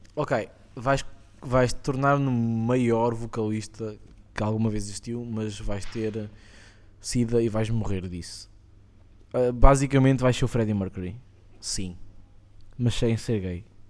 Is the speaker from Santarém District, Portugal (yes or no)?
no; Estoril, Lisbon, Portugal; Eu sou do Estoril